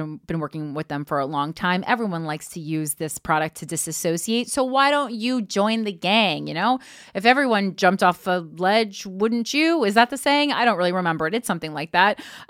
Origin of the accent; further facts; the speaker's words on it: Florida, United States; I'm from South Florida.